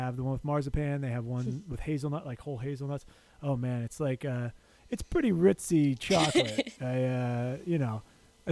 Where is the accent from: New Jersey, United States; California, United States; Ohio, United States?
New Jersey, United States; New Brunswick; moved away; I am from New Brunswick